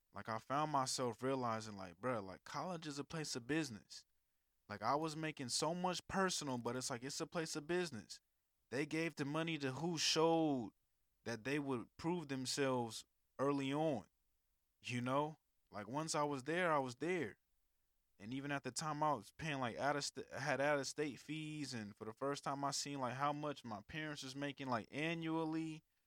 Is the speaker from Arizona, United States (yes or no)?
no; California, United States; moved away as an adult; also born or lived in Alabama; I was from California.